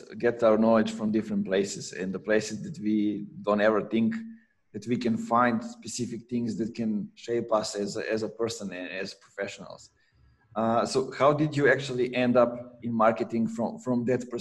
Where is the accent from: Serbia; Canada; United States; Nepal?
Serbia; growing up in Serbia in the 90s, where we couldn't travel.